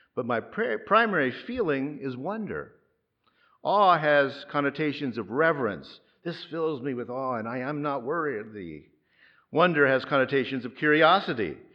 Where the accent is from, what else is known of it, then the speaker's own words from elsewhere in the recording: Mid-South, United States; moved away; also born or lived in Gulf Coast; I grew up in the Mid-South, where tornadoes are very common.